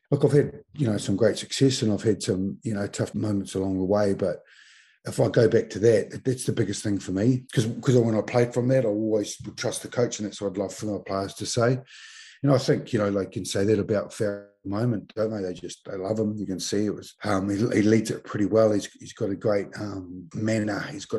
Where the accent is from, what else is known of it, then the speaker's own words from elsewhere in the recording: Mount Maunganui, Bay of Plenty, New Zealand; moved away as an adult; When I came down here from Mount Maunganui as a 20-year-old to be a Crusader, it was the first year of the Crusaders.